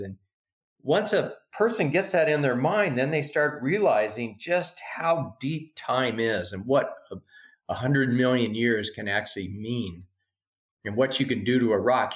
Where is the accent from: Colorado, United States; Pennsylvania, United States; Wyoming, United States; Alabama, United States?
Wyoming, United States; Shell; moved away as an adult; also born or lived in Iowa; I grew up here in Shell, or where my grandparents had their place